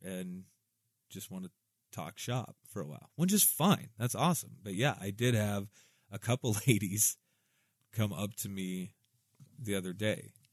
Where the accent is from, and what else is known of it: Southwest Iowa, United States